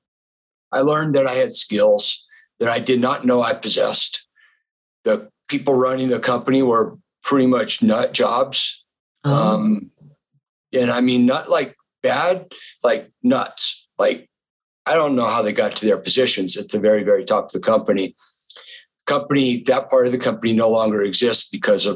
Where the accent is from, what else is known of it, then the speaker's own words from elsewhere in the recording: the West, United States; also born or lived in Florida; I grew up in the West